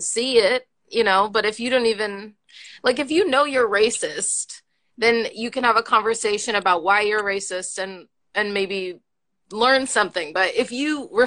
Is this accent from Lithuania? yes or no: no; the South, United States; I grew up in the South.